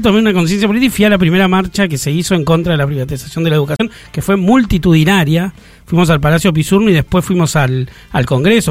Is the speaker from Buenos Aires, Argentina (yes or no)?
yes; Buenos Aires, Argentina; also born or lived in Hurlingham; nací ahí en Barracas, pero nos mudamos a Herley un barrio pobre, de calle de tierra todavía en esa época, y después volvimos a Barracas.